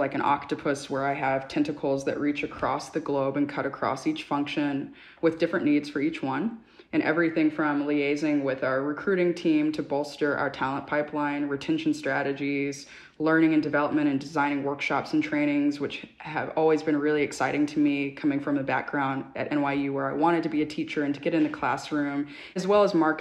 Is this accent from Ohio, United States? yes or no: no; Dallas, Texas, United States; moved away as an adult; now in New York City, United States; when I was growing up in Dallas, Texas